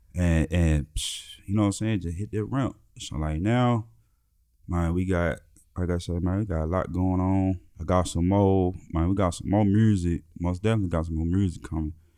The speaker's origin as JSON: {"language": "English", "town": "Memphis", "region": "Tennessee", "country": "United States", "tie": "born or raised there", "also_born_or_lived": "Nebraska", "moved": "yes", "said": "Growing up in Memphis"}